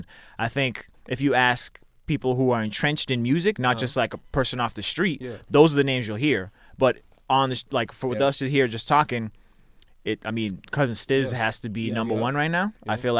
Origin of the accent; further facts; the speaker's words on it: Brockton, Massachusetts, United States; we grew up in Brockton.